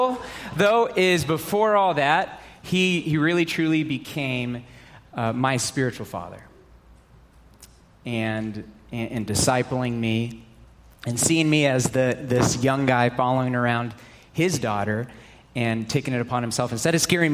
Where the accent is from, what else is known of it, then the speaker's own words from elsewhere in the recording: Dallas, Texas, United States; moved away as an adult; now in Arizona, United States; I grew up in Texas, okay? I grew up in the Dallas area.